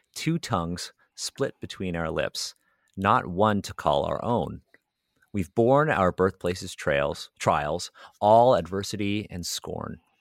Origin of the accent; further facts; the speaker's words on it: Toronto, Ontario, Canada; I grew up in the Hyde Park area of Toronto.